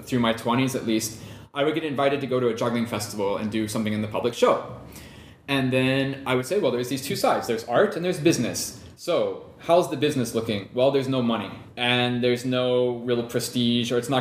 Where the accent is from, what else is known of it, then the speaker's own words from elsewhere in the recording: Ohio, United States; moved away as an adult; also born or lived in Europe; I grew up in Ohio